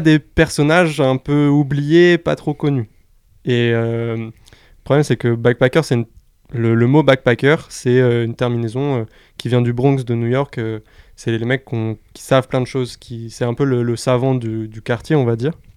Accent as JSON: {"language": "French", "town": "Orléans", "region": "Centre-Val de Loire", "country": "France", "said": "je viens d'Orléans"}